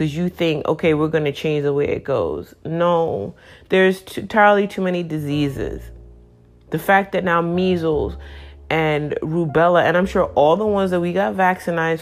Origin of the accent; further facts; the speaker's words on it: New York City, New York, United States; growing up in New York City